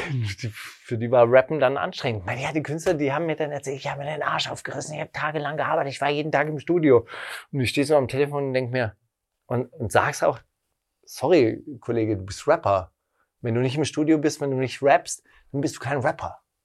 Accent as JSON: {"language": "German", "region": "West Germany", "country": "Germany", "also_born_or_lived": "Berlin (Prenzlauer Berg)", "moved": "yes", "said": "Ich komme aus Westdeutschland"}